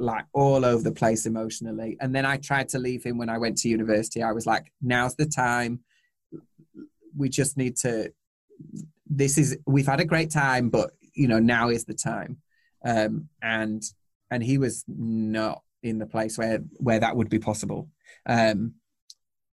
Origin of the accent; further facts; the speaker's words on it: Yorkshire and the Humber, United Kingdom; I'm from Yorkshire.